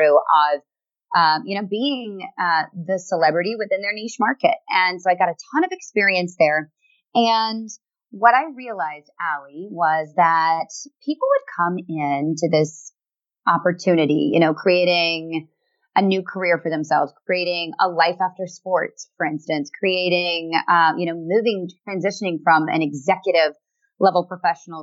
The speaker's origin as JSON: {"language": "English", "country": "United States", "said": "I am an American woman"}